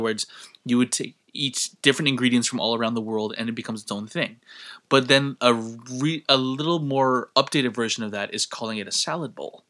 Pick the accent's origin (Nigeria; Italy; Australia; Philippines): Philippines; my home country